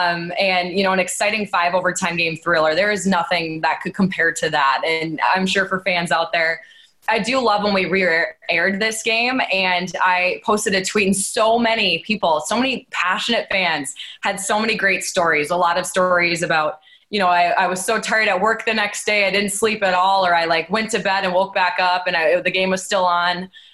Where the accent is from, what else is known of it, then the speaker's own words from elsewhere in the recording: Minnesota, United States; moved away; I grew up in Minnesota